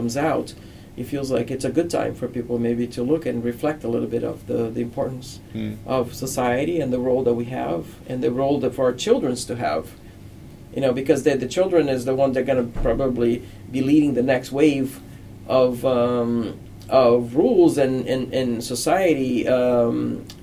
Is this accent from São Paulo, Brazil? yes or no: no; Rio de Janeiro, Brazil; moved away as an adult; now in United States; I grew up in Brazil